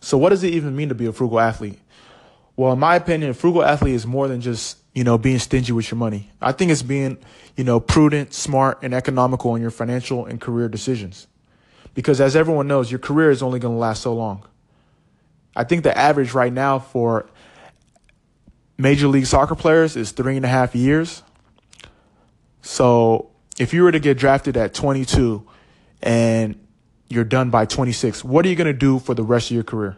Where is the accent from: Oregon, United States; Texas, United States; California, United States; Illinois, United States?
California, United States; moved away as an adult; also born or lived in Los Angeles / Philadelphia / Kansas City / Portland; I'm a first-generation Nigerian-American. I was born in California